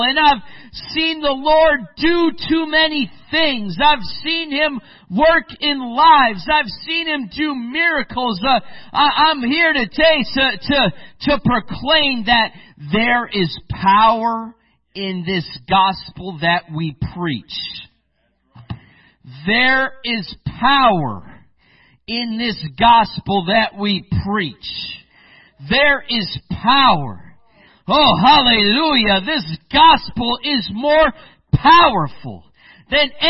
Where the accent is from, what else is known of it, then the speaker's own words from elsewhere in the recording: Michigan, United States; moved away as an adult; now in Spain; I grew up also in the Midwest. I grew up in Michigan